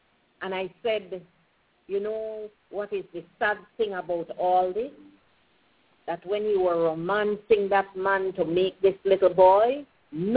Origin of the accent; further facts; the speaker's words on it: Pomona Valley, Stann Creek District, Belize; I grew up in the Pomona Valley, so I went to country school